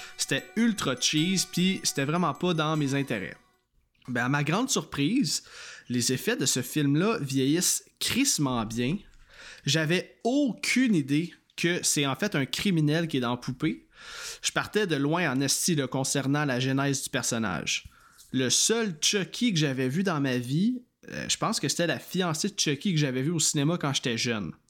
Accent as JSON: {"language": "French", "region": "Quebec", "country": "Canada", "said": "chez nous au Québec"}